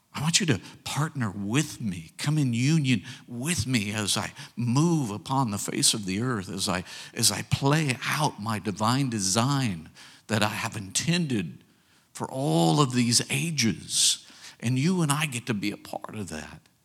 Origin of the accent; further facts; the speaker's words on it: United States; we as American people